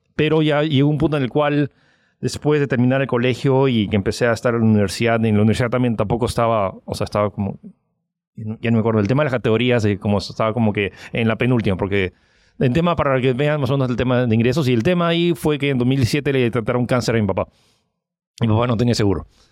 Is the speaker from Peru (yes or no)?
yes; Peru; also born or lived in United States / France; soy chino francés que nació en Estados Unidos, que vive en Perú